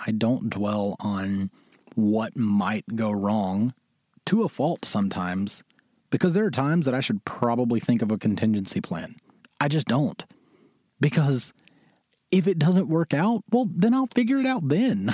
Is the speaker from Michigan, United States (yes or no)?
no; Mississippi, United States; moved away as an adult; also born or lived in Syracuse, New York; now in New York, United States; I'm a boy from Mississippi who moved to New York because he always wanted it.